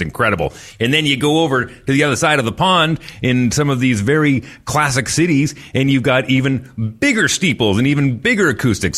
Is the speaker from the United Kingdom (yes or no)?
no; Fort McMurray, Alberta, Canada; in my hometown way up in northern Alberta. Uh, we, we, it was such a new city. I mean, Fort McMurray was basically built overnight